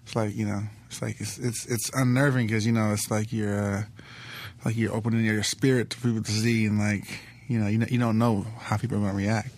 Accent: Los Angeles, California, United States; South Central L A, South Central Los Angeles. I, you know, I grew up in first eight years of my life on, on seventy-fourth and Figueroa

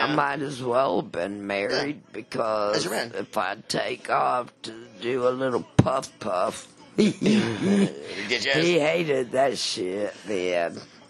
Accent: Michigan, United States; born there; also born or lived in North Carolina; I was born in Michigan, but I'm more or less, like...

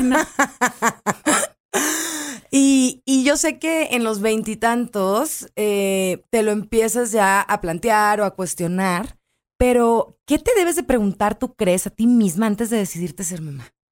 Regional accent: Culiacán, Sinaloa, Mexico; somos de Culiacán, muy pochos

